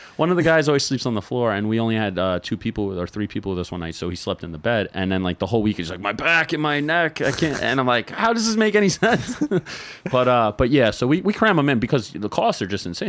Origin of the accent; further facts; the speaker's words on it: New York, United States; being from New York